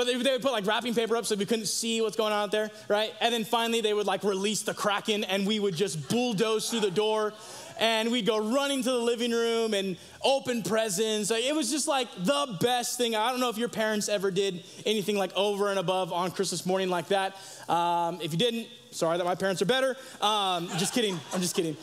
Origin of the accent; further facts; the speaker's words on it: Sacramento, California, United States; also born or lived in Tampa Bay, Florida; now in Idaho, United States; I was born in Tampa Bay, Florida, right? However, my hometown where I grew up is Sacramento, California.